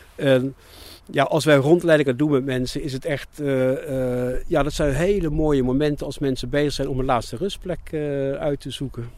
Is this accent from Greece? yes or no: no; Rotterdam, South Holland, Netherlands; also born or lived in England; toen ik een jaar of zeven was teruggegaan naar Nederland en verder in Nederland opgegroeid. Maar, altijd in de omgeving Rotterdam